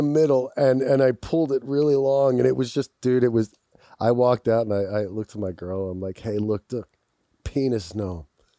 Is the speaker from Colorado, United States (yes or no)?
no; Philadelphia, Pennsylvania, United States; now in Los Angeles, United States; I'm from Philadelphia.